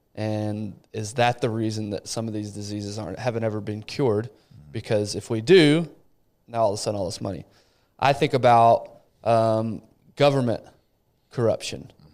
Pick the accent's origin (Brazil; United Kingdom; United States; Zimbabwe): Brazil; Rio de Janeiro; moved away; Rio, the city I was born